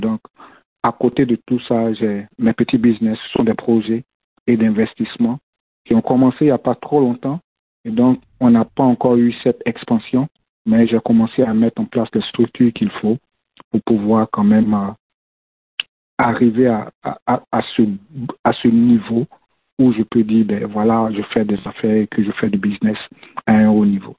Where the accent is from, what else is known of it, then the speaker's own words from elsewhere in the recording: Côte d’Ivoire; moved away as an adult; now in Minnesota, United States; je suis de la Côte d'Ivoire